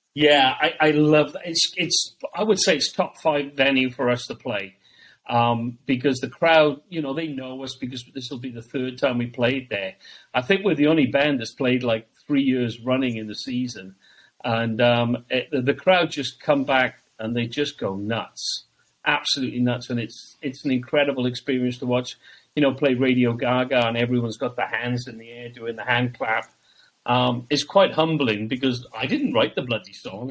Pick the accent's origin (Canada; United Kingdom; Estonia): United Kingdom; Wales; moved away as an adult; also born or lived in Orlando, United States; now in United States; I'm originally from Wales in the UK um, and I've been over here since I think '97.